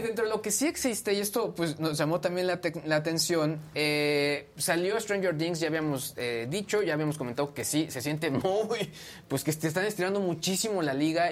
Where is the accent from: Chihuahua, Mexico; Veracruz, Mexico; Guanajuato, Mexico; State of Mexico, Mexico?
Guanajuato, Mexico; San Luis de la Paz; moved away; la, calle donde yo crecí en, mi infancia